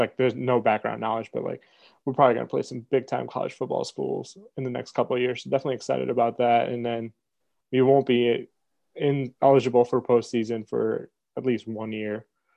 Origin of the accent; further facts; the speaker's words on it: New Jersey, United States; moved away as an adult; also born or lived in India / Maryland / Oregon; now in Commerce, United States; I was born and raised in India. Moved here when I was 10 years old to New Jersey. I was there until college